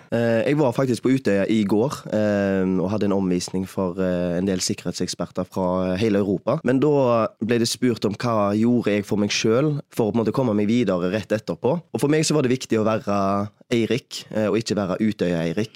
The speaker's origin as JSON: {"language": "Norwegian", "town": "Haugesund", "region": "Rogaland", "country": "Norway", "also_born_or_lived": "Bergen", "moved": "as an adult", "said": "har flytta hjem igjen til Haugesund etter 6-7 år vekke"}